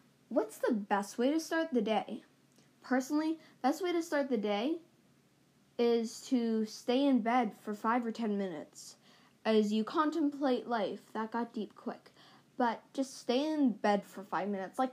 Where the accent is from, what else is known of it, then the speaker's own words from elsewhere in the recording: Canada; we're both from Canada, and we're proud to be Canadian